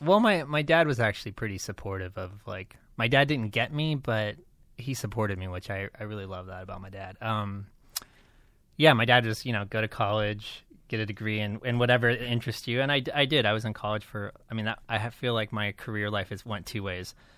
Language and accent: English; Las Vegas, Nevada, United States; I grew up in Las Vegas